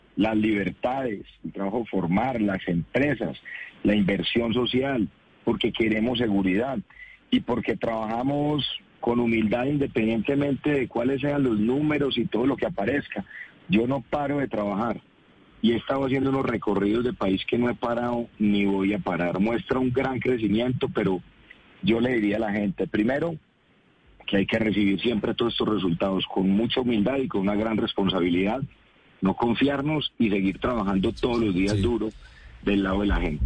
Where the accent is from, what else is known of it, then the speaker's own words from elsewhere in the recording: Colombia; si nos unimos como colombianos